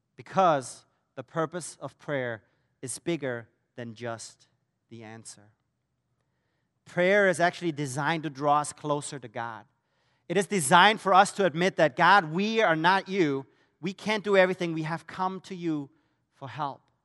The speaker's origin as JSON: {"language": "English", "country": "Germany", "moved": "as an adult", "said": "That's where I'm originally from, so you're wondering about the accent"}